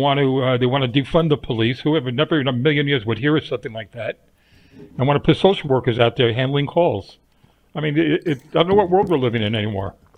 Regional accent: New York, United States; my crazy life growing up in New York

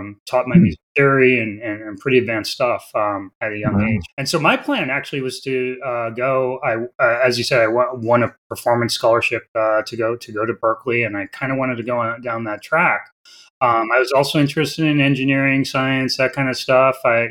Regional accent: Rhode Island, United States; I grew up in Rhode Island, born and raised in Rhode Island.

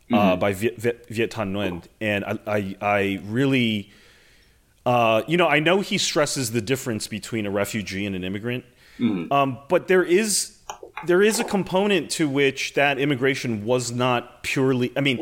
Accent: United States; as an American, you know, born and bred

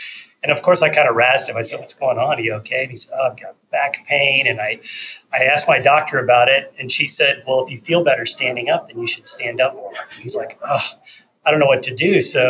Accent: Galveston, Texas, United States; growing up in Galveston on the island

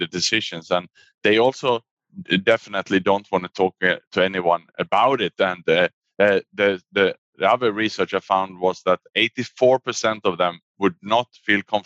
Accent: Sweden; moved away as an adult; also born or lived in Australia / Asia; now in Singapore; I was born in Sweden, and then I actually went to study in Australia at university.

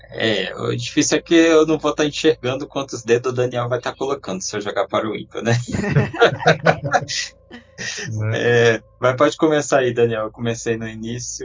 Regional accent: Brasília, Federal District, Brazil; Eu sou de Brasília

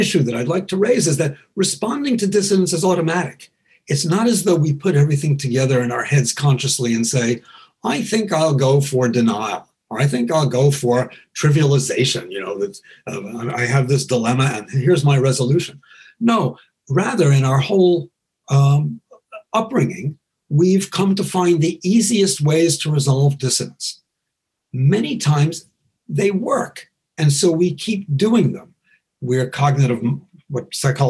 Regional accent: New York, United States; I was raised in New York

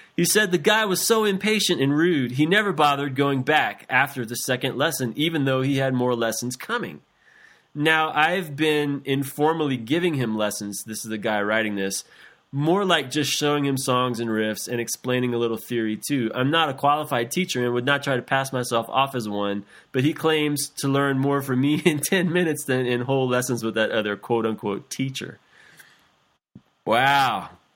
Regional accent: South Louisiana, United States; when I was eight years old, growing up in South Louisiana

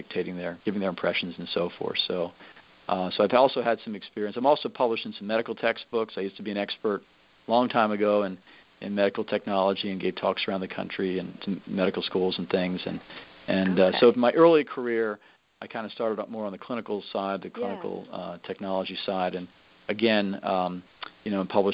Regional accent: Northern Virginia, United States; also born or lived in New Jersey / Philadelphia area; I lived in Northern Virginia most of my life. I'm originally from the Philadelphia area. I was born in New Jersey across the river there. But when I was 7 years old, I moved to Northern Virginia

